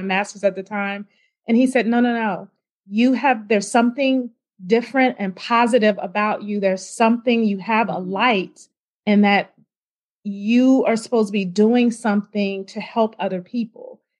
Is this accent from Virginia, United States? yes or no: yes; Richmond, Virginia, United States; I grew up in Richmond, Virginia, um, attended Henrico High School, and then I moved to Northern Virginia